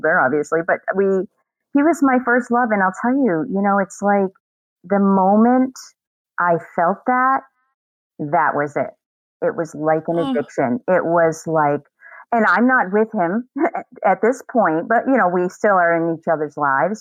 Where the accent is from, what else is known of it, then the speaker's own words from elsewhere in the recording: Sanford, Maine, United States; I actually live in the same town I grew up in. Sanford, Maine